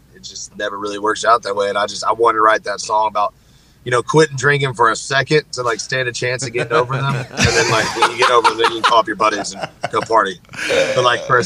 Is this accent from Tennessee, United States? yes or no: yes; Nashville, Tennessee, United States; I grew up, born and raised in Nashville.